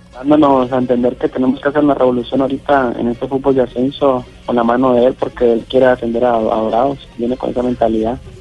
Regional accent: Guacarí, Valle del Cauca, Colombia; moved away as an adult; also born or lived in Tijuana, Mexico; now in Sinaloa, Mexico; Yo soy de Guacari Valle

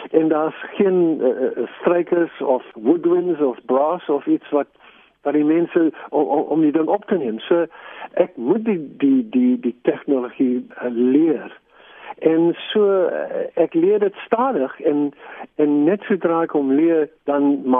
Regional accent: England, United Kingdom; born there; first language en; Afrikaans is a second language; die ding is ek is eintlik Engels spreker ek am Scots by descent uh, ek is eintlik in Engeland gebore

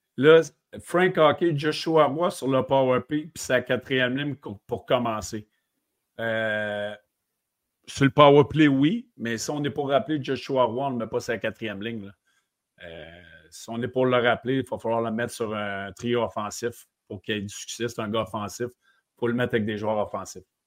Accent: Quebec, Canada; en étant Québec

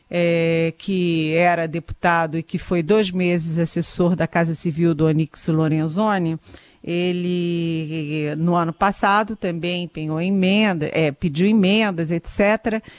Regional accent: Brazil; eu como brasileira, como cidadã

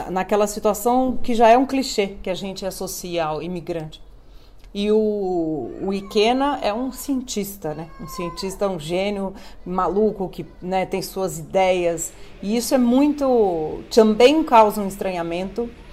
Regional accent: São Paulo, Brazil; Porque nós somos aqui realmente três paulistas, né? Eu paulistana

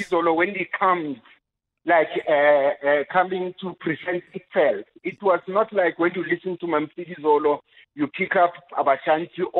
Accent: Rustenburg, North West, South Africa; moved away; also born or lived in Soweto; I grew up in Rustenburg

